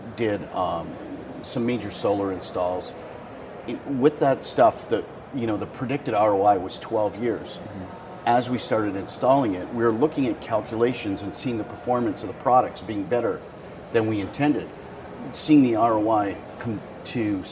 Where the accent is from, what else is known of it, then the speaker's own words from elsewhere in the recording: Las Vegas, Nevada, United States; I'm from Las Vegas.